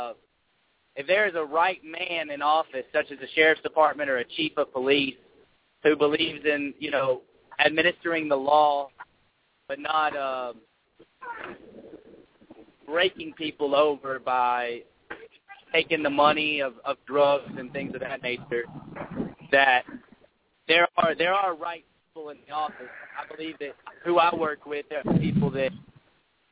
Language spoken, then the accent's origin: English; Hot Springs, Arkansas, United States; I'm from Hot Springs, Arkansas.